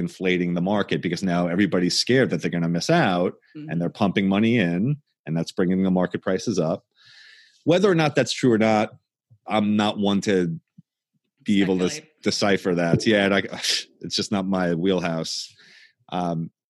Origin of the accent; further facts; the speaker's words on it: Long Island, New York, United States; when I was growing up in Long Island